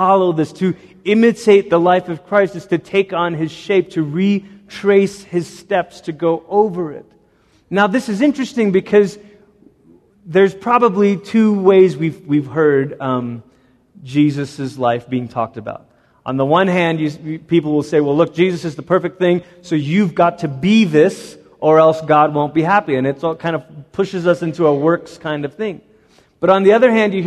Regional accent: Portland, Oregon, United States; also born or lived in Malaysia; when I was 10, we moved from Malaysia to Portland, Oregon

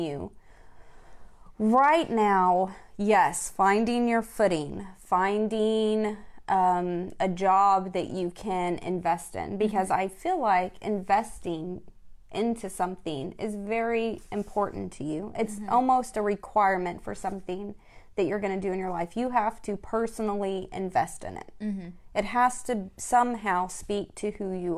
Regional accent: Texas, United States; I'm from Texas

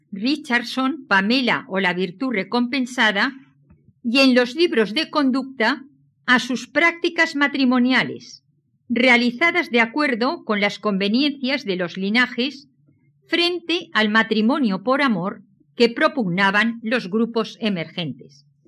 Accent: Valencian Community, Spain; Soy valenciana

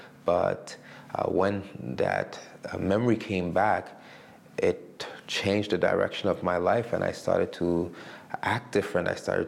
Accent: Montreal, Quebec, Canada; now in Winnipeg, Canada; Well, I'm originally from Montreal, Quebec, where I met my wife, and we have three children, and we now live in Winnipeg, Manitoba.

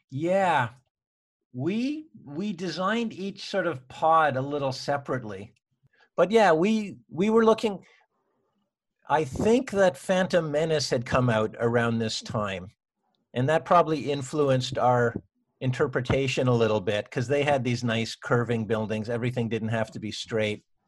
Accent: Toronto, Ontario, Canada; moved away as an adult; now in Vancouver, Canada; I was from Toronto.

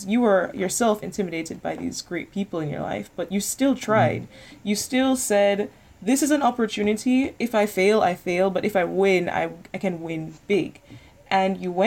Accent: Jamaica; now in Netherlands; I'm an international student. I come from Jamaica

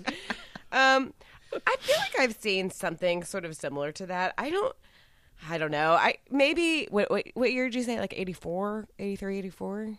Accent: Texas, United States; I'm from Texas

